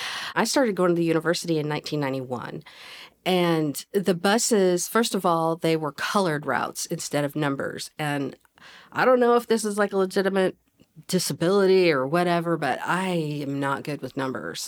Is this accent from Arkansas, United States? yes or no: yes; Fayetteville, Arkansas, United States; I consider myself a na-, native Fayettevillean, but I've kinda moved around. We lived in various places in Northwest Arkansas when I was growing up